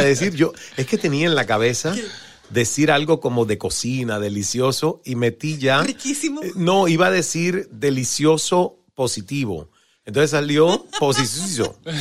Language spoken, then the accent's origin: Spanish; Cuba; como cubano, pues nunca vi a nadie hacer arepa en Cuba